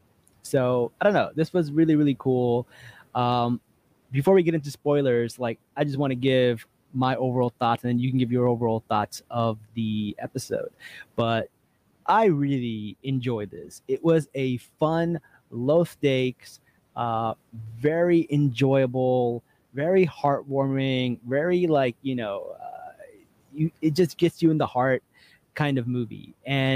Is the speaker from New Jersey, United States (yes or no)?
yes; New Jersey, United States; I'm from Jersey